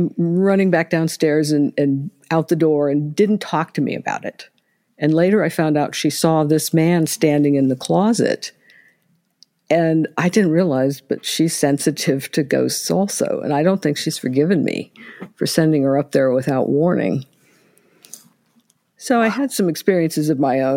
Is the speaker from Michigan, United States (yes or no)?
no; Ohio, United States; also born or lived in Indianapolis, Indiana; We had moved from Indianapolis to here, although I'm originally from Ohio.